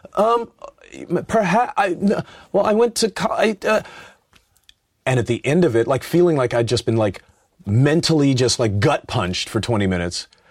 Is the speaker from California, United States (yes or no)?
yes; Los Angeles, California, United States; I'm from Los Angeles.